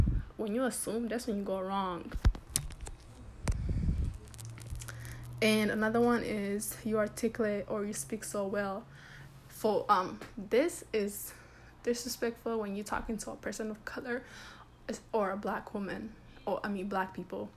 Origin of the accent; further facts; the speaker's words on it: United States; I grew up here, of course my English is gonna be decent, I grew up here